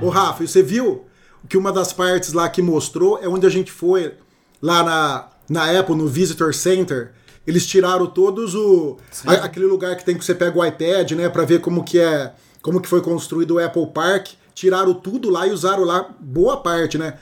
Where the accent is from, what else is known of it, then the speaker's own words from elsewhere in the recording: Brazil; como bom brasileiro